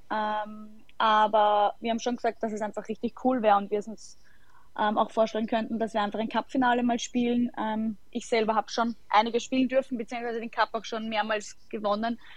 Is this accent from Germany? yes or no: no; Sollenau, Lower Austria, Austria; habe damals in meinem Heimatort äh, SC Sollenau begonnen